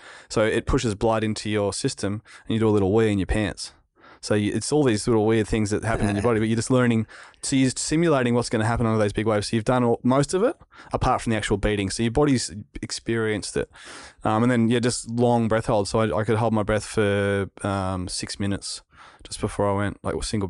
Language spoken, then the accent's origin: English; Narrabeen, New South Wales, Australia; Yeah, like, I grew up in Narrabeen. Damien Hardman was in my street. He was a world champion surfer. I caught the bus to school with Nathan Hedge and all these pro surfers